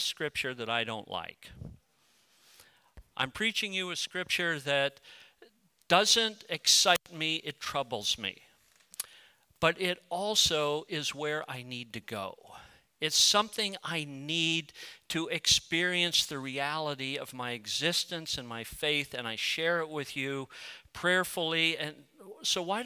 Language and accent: English; United States; also born or lived in Colorado; I'm a proud patriotic American